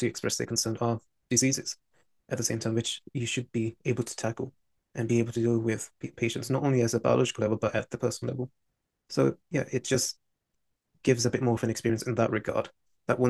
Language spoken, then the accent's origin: English; London, United Kingdom; as a Londoner, I wanted to either study in London or be in cross proximity with it